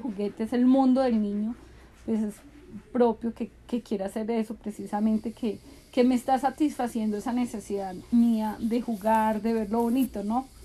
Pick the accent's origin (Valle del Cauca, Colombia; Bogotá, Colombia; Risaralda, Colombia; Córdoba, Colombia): Risaralda, Colombia; Pereira; also born or lived in Bogotá; cuando tenía 19 años me fui a vivir a Bogotá con mi hermano mayor, porque acá en Pereira imposible, primero mi papá no me dejaba